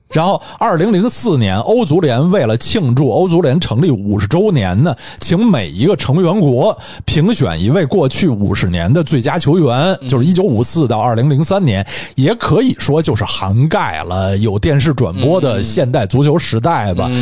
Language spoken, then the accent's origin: Chinese; Chaoyang District, Beijing, China; 我出生于朝阳区，在朝阳区长到十岁，后来也一直居住在朝阳区